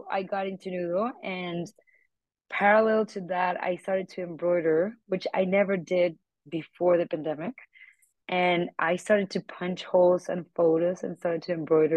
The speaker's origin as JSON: {"language": "English", "town": "Bogota", "region": "Bogotá", "country": "Colombia", "moved": "as an adult", "lives_now": "New York, United States", "said": "I moved from Bogota, Colombia to New York for my master's"}